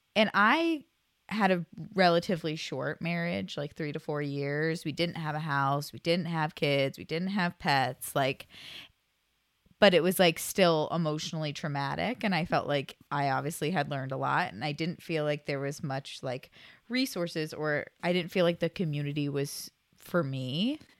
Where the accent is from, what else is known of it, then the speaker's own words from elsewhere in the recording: Kent, Ohio, United States; also born or lived in Oregon; born and raised in Ohio. Did a little stint in Oregon for a bit, but back in Ohio